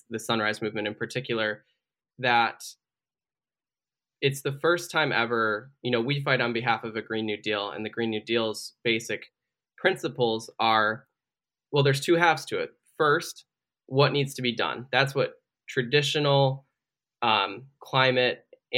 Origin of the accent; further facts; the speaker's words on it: Michigan, United States; a water crisis in my home state, where the state government poisoned an entire city predominantly of African Americans